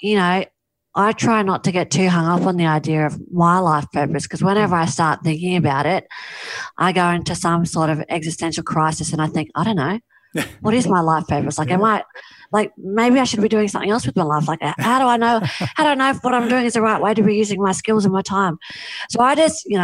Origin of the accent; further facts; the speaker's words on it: Mollymook, New South Wales, Australia; my hometown of Mollymook